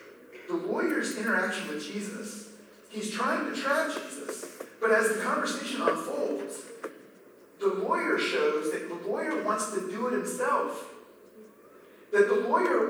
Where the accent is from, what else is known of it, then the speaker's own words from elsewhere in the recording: Maryland, United States; I grew up in Maryland.